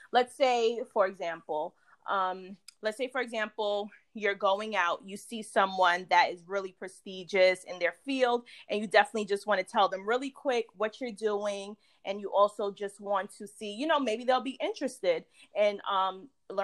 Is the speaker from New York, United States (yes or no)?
yes; New York, United States; I'm from New York.